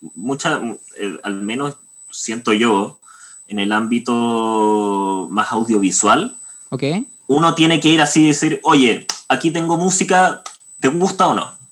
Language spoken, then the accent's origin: Spanish; Santiago, Santiago Metropolitan Region, Chile; soy de aquí de Santiago de Chile